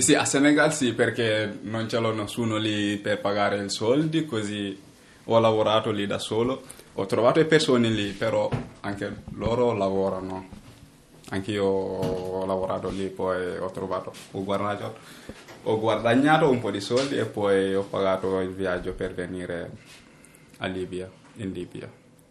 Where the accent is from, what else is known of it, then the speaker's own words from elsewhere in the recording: Gambia; now in Italy; vengo dal Gambia, ho 18 anni.